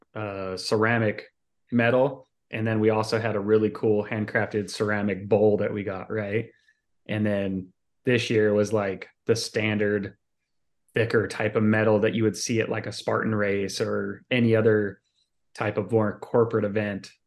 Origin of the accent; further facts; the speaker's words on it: Salt Lake City, Utah, United States; moved away; I'm originally from Salt Lake City, Utah